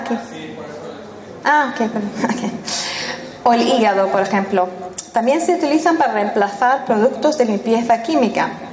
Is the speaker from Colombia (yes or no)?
no; Spain; first language English; Spanish is a second language; moved away as an adult; also born or lived in Sweden / London; soy sueca de origen, crecí aquí en España